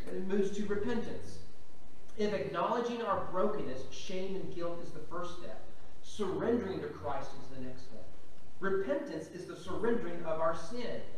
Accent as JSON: {"language": "English", "region": "Kentucky", "country": "United States", "tie": "born or raised there", "said": "growing up in Kentucky"}